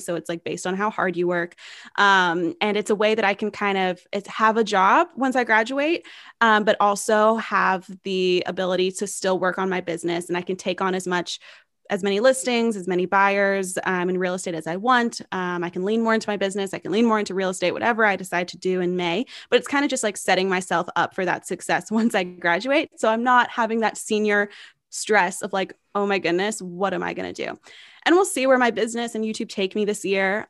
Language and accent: English; Knoxville, Tennessee, United States; homes in my hometown of Knoxville, Tennessee